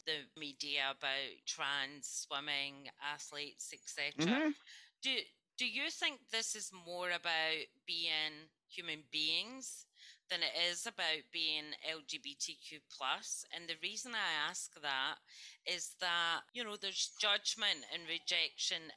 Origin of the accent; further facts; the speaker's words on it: Scotland, United Kingdom; growing up in Scotland